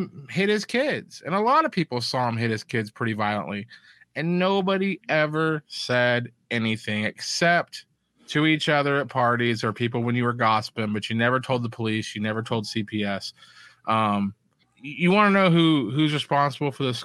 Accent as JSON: {"language": "English", "town": "Elkhart", "country": "United States", "tie": "born or raised there", "said": "when I was growing up in Elkhart"}